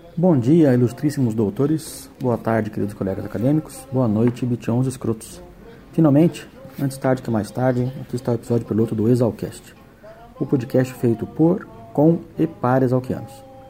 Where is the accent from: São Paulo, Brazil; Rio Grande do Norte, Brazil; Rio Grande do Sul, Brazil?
São Paulo, Brazil; also born or lived in Piracicaba; sou natural de São Paulo